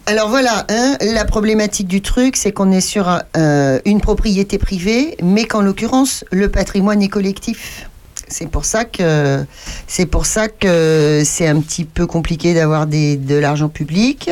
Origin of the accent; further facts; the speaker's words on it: Châteaurenard, Centre-Val de Loire, France; je suis de Château-Renard